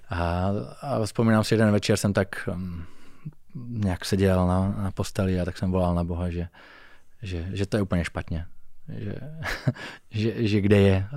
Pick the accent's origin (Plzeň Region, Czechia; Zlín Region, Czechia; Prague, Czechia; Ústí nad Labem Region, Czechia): Zlín Region, Czechia; Hm, já pocházím z Valašska, což je taková velmi tradiční oblast.